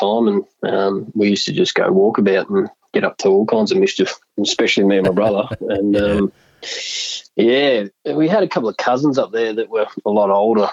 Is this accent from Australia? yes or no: yes; Mansfield, Victoria, Australia; also born or lived in Northern Territory; I was born in the Northern Territory and grew up sort of early part of my life up there. And then parents separated and moved down to Mansfield